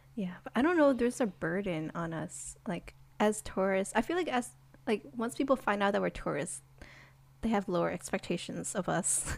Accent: United States; we're American

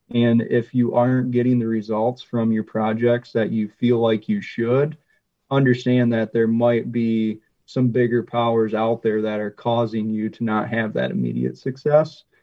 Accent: Michigan, United States; moved away; where I grew up in Michigan

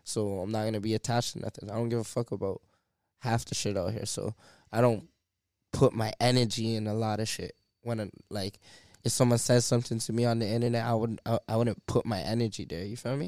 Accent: Canada; They don't know who the fuck I am, bro. I'm from Canada. I'm from a whole different world, my nigga.

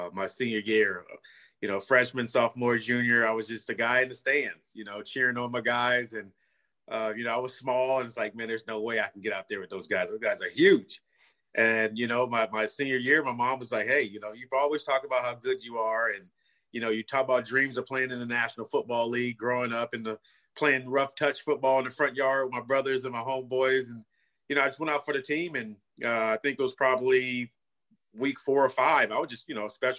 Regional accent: Los Angeles, California, United States; I grew up in California, you know, L.A., and, you know, in the mean streets of South Central

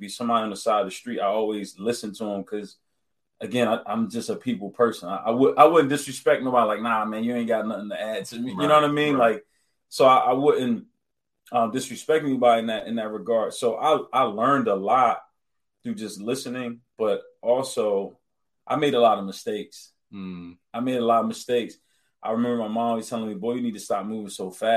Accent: Pleasantville, New Jersey, United States; I'm from Pleasantville, New Jersey.

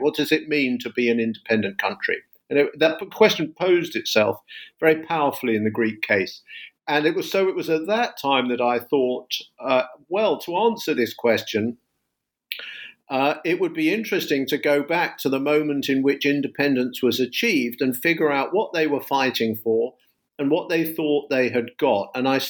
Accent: London, United Kingdom; now in United States; I teach in the US, but I'm a Brit. I'm from London, and I originally studied classics

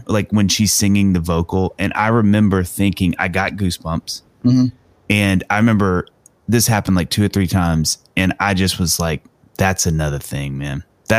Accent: Mississippi, United States; I'm white kid from Mississippi. I loved hip hop and R&B though in the 90s.

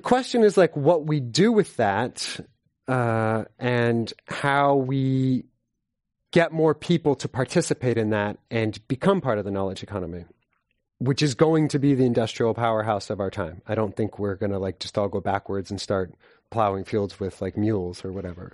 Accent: San Francisco, California, United States; I'm from San Francisco

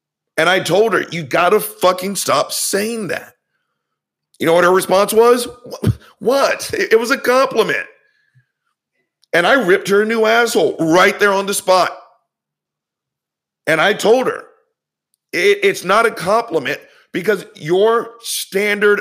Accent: the South, United States; I grew up in the South

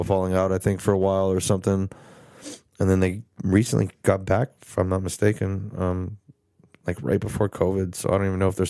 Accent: Texas, United States; we're from Texas

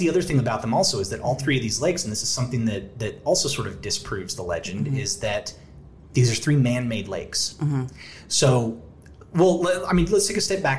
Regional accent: Lake Eufaula, Oklahoma, United States; I grew up on Lake Eufaula

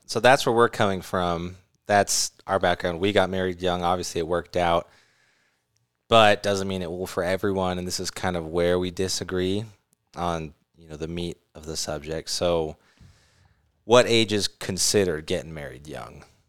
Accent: California, United States; also born or lived in Arizona; now in Utah, United States; I grew up in California

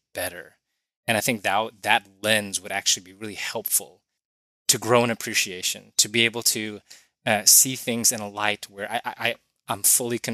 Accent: United States; growing up in America

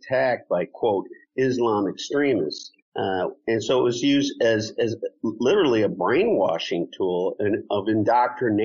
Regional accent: United States; moved away as an adult; now in Germany; I'm an American refugee who was forced out of his own country as the consequences of 9/11

